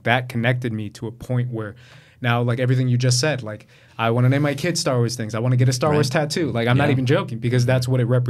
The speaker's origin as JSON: {"language": "English", "country": "United States", "tie": "born or raised there", "said": "I'm first generation, where my parents weren't born in this country, but I was"}